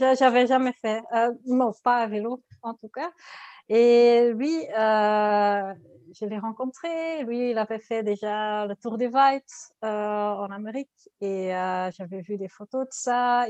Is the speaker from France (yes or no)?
no; Ghent, Flanders, Belgium; French is a second language; je suis de Gand, de Belgique. Je suis flamande